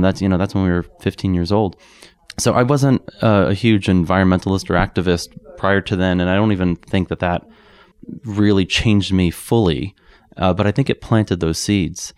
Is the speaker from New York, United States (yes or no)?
yes; New York City, New York, United States; moved away as an adult; now in Boulder, United States; I grew up in New York